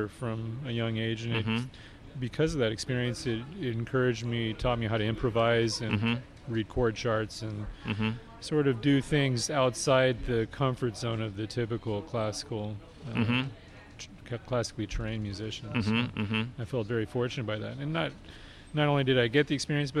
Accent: Thousand Oaks, California, United States; also born or lived in Westlake Village / Colorado / Los Angeles; I grew up in Thousand Oaks

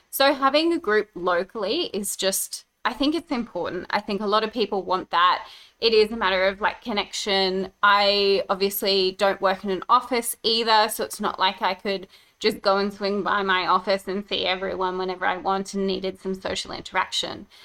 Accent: Brisbane, Queensland, Australia; now in Gold Coast, Australia; I grew up in Brisbane

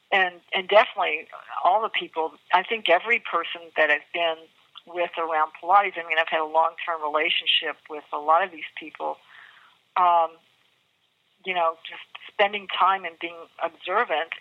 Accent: New Orleans, Louisiana, United States; I'm from New Orleans

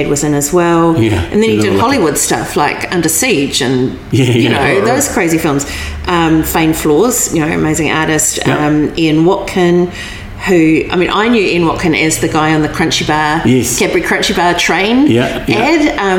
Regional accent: Hawke's Bay, New Zealand; I was from Hawke's Bay

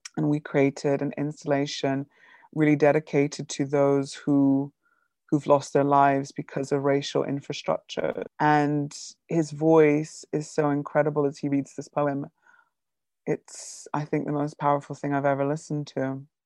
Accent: Bridgetown, Barbados; moved away; I grew up in the Caribbean

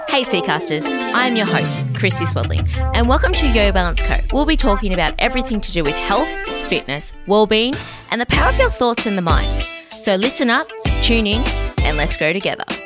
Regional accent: Central Coast, New South Wales, Australia; moved away; on the Central Coast, actually, my hometown

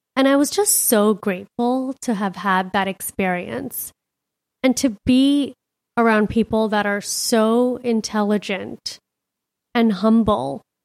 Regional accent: Miami, Florida, United States; now in Scottsdale, United States; I'm a city girl. I'm from Miami.

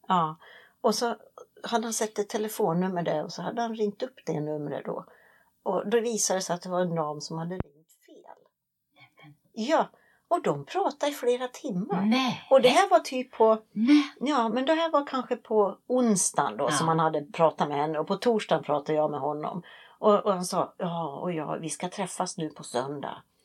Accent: Sweden; moved away; hemma i Sverige

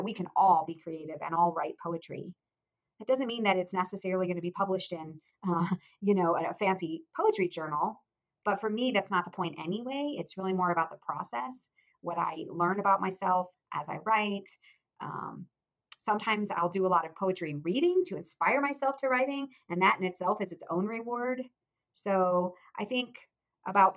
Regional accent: Akron, Ohio, United States; I grew up in Ohio, in Akron, Ohio

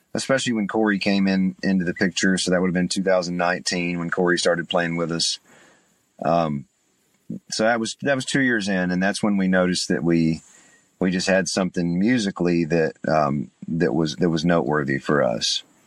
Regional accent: Chattanooga, Tennessee, United States; moved away as an adult; now in Nashville, United States; I'm from East Tennessee. I'm from Chattanooga, so not a very far drive, about 150 miles.

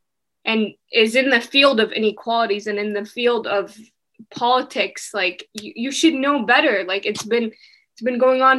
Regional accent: Syria; also born or lived in America; now in Canada; But then we have been taught to be like, yeah, we're Syrian.

